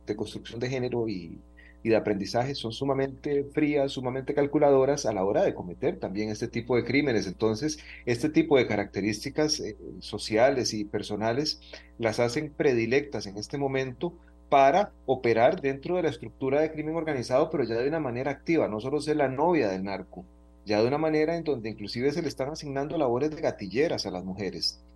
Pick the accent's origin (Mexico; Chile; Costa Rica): Costa Rica; todos los costarricenses